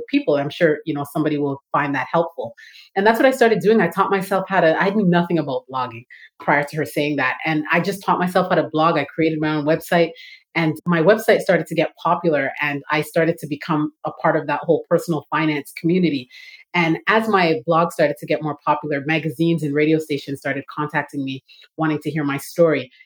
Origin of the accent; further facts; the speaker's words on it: Toronto, Ontario, Canada; moved away as an adult; now in Atlanta, United States; I'm originally from Toronto, Canada. So that's where the Canadian is coming in. I live in Atlanta and I've been living here for 6 years